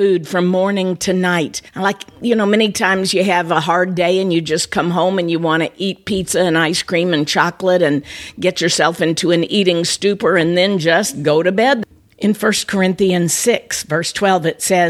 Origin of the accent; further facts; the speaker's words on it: Tennessee, United States; I was born in Tennessee